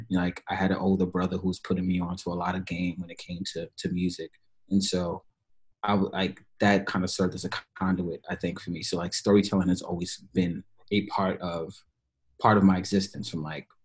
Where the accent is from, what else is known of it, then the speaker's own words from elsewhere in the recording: Bronx, New York, United States; growing up in the Bronx um you know and and growing up as an 80s baby